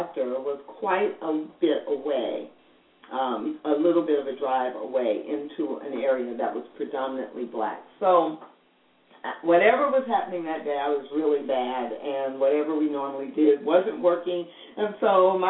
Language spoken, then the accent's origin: English; St. Louis, Missouri, United States; I'm African American, and I grew up in St. Louis